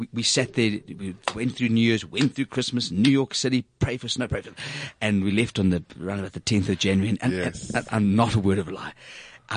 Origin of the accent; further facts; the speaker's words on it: South Africa; I'm from South Africa.